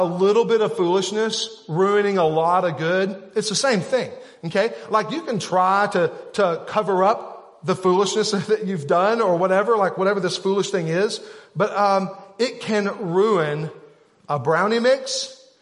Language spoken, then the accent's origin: English; Arkansas, United States; We're from Arkansas